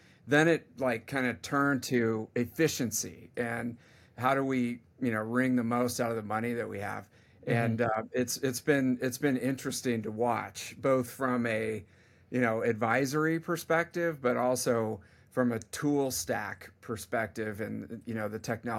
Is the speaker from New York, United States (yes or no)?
no; California, United States; I mean, I'm from the Bay Area, and so tech is kind of in my blood